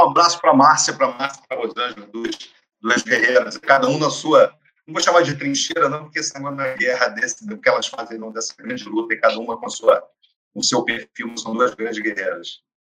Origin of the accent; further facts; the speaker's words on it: Niterói, Rio de Janeiro, Brazil; Eu sou nascido em Niterói, tive chance de estudar fora do país, etc. Mas sempre trabalhei em Niterói